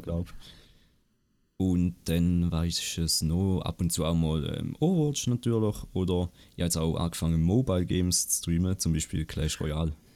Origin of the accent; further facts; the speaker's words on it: Appenzell Ausserrhoden, Switzerland; ich komme aus Appenzell Ausserrhoden